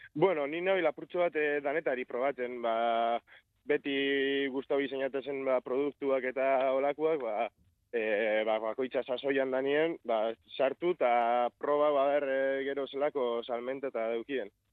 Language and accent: Basque; Elorrio, Basque Country, Spain; elorrizoko gazte bat nazta